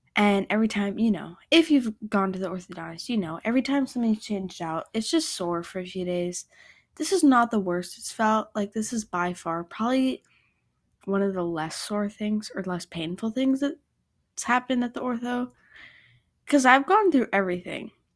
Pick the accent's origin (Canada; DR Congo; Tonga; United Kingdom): Canada; I grew up in Canada going to a non-denominational church.